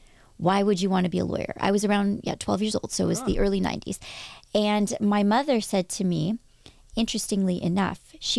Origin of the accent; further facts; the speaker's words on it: Toronto, Ontario, Canada; also born or lived in Victoria; I was born in Toronto, moved to Victoria, moved back to Toronto. But in Victoria, I told everybody that I was from Toronto at age like 5, 6, 7.